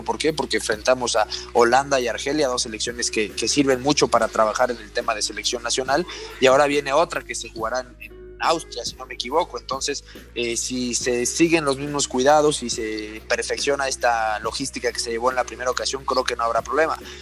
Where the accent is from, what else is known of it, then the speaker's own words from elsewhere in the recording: Puebla, Mexico; yo soy de Puebla